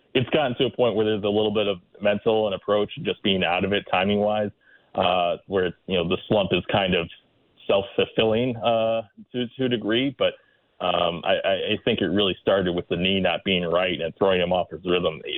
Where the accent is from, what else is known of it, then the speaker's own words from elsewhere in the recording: Chicago, Illinois, United States; as a Chicagoan